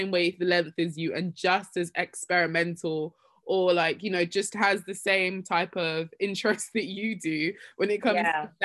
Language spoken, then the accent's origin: English; Nigeria; I'm this Nigerian girl, raised in a Christian home